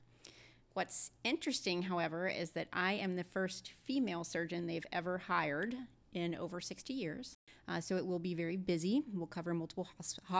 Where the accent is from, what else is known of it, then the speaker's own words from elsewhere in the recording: Birmingham, Alabama, United States; moved away as an adult; now in Atlanta, United States; So I was born and raised in Birmingham, Alabama